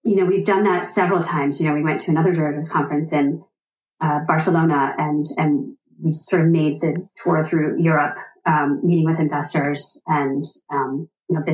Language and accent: English; East Coast, United States; now in Midwest, United States; I am from the East Coast originally